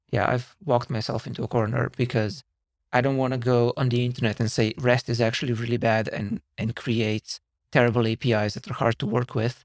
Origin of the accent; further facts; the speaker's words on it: Slovenia; moved away as an adult; now in San Francisco, United States; I'm originally from Slovenia, and I've been in San Francisco now for almost seven years.